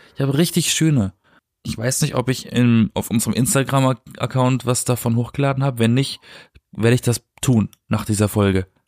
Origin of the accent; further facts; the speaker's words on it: Black Forest, Baden-Württemberg, Germany; Ich komme aus dem Schwarzwald